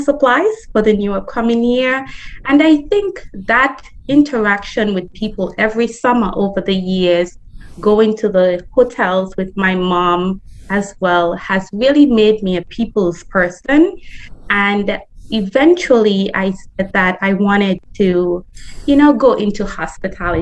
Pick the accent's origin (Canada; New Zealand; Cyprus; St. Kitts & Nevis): St. Kitts & Nevis; Old Road; moved away as an adult; also born or lived in Bird Rock, St. Kitts / Camps, St. Kitts; now in New York, United States; I am obviously from St. Kitts and Nevis, Old Road particularly. I've lived in the Bird Rock area for a little while. I've lived in the Camps area for a little while.